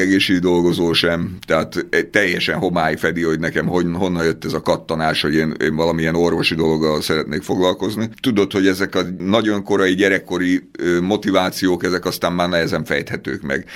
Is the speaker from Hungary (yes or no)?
yes; Budapest, Hungary; én a belvárosban laktam, 5. kerület Szent István körúton nőttem föl